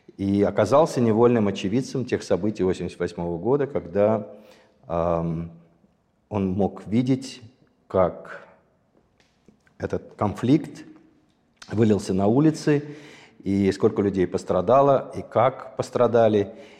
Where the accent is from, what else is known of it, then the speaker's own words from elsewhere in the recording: Sumgait, Azerbaijan; moved away; я родился в Азербайджане. Более того, я родился в городе